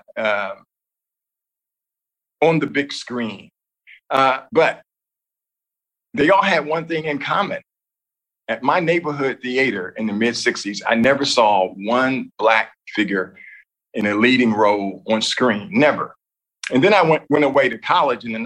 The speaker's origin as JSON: {"language": "English", "town": "Columbus", "region": "Ohio", "country": "United States", "tie": "born or raised there", "said": "I was growing up in Ohio, in Columbus, Ohio."}